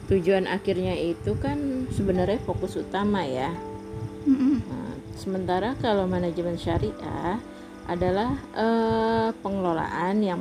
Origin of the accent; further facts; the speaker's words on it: Depok, West Java, Indonesia; moved away as an adult; now in Duri, Indonesia; Ya karena dari kecil memang tinggalnya di Depok Terus pindah ke sini. Terus pindah ke Duri tahun 1999.